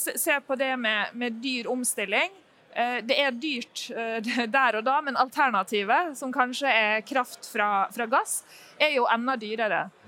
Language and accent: Norwegian; Norway; vi kommer eh, eh, fra Norge og fra Statkraft